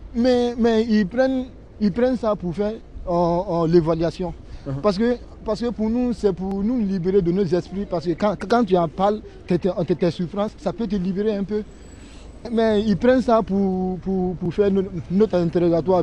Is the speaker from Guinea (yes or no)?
yes; Guinea; now in Châlons-en-Champagne, France; moi, je suis guinéen